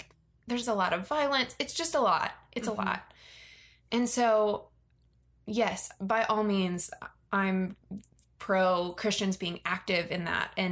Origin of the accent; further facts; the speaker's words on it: Virginia, United States; I grew up in Virginia, which is very near DC, and there's a lot of political culture there